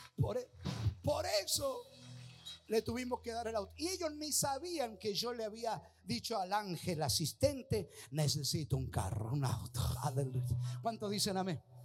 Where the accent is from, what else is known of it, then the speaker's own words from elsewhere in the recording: Mendoza, Argentina; como buen mendocino